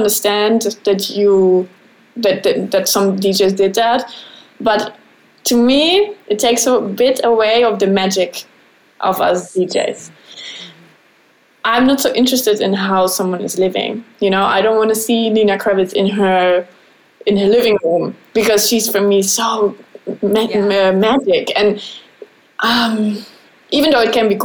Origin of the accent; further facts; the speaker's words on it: Bavaria, Germany; English is a second language; moved away as an adult; also born or lived in Switzerland; now in Netherlands; I'm from Bavaria